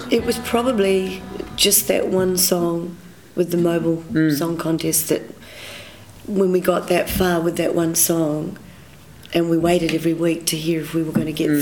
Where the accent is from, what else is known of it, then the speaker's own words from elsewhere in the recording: Nelson, New Zealand; I grew up in Nelson